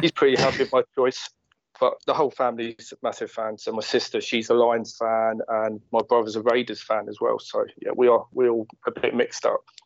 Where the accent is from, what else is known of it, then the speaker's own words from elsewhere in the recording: Watford, East of England, United Kingdom; I'm from Watford